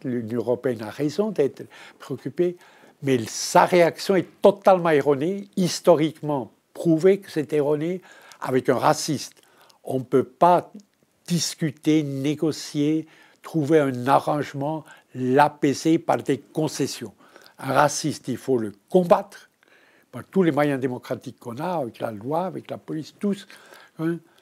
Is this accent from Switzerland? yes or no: yes; Switzerland; je suis suisse. Je suis suisse.